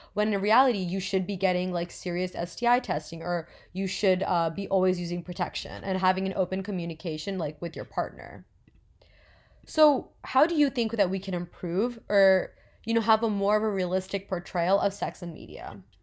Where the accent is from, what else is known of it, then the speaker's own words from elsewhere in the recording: New Jersey, United States; I'm twenty years old and I'm from New Jersey.